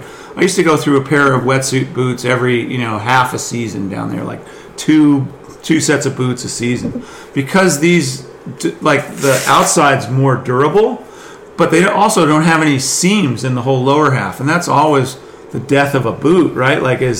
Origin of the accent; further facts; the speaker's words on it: Northeast, United States; Like the guys, like the waves that we grew up riding in the Northeast, like it's no joke